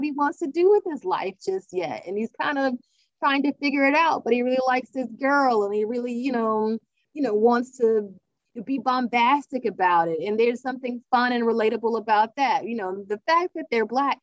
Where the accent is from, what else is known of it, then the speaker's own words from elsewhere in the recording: South Carolina, United States; now in Georgia, United States; I'm from South Carolina